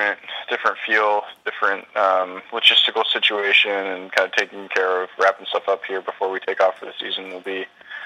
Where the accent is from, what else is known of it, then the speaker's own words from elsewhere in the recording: United States; I'm still American